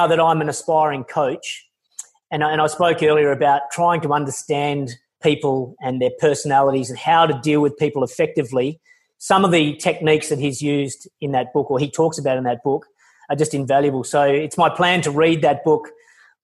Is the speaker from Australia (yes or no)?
yes; Australia; I'm Australian